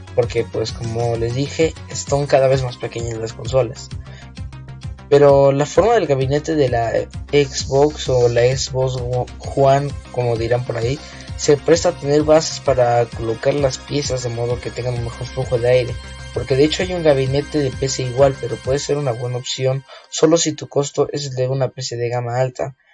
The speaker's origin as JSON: {"language": "Spanish", "country": "Mexico", "said": "tenemos en mi tierra, México."}